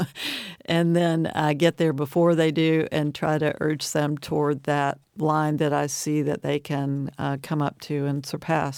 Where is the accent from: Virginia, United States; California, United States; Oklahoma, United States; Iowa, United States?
Virginia, United States; Dublin; also born or lived in Appalachian Mountains; It's one of my hometowns. Dublin, Virginia